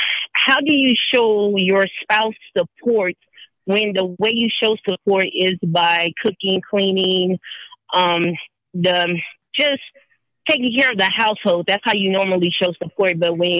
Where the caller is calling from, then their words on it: Colorado Springs, Colorado, United States; Colorado Springs, Colorado.